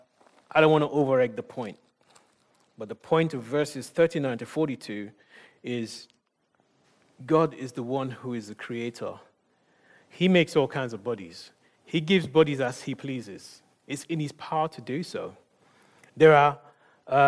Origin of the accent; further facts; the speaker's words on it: Nigeria; I'm Nigerian